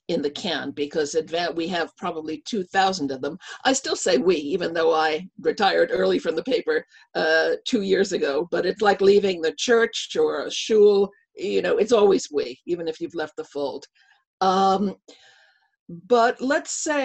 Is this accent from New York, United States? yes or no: yes; Long Island, New York, United States; I was born and raised on Long Island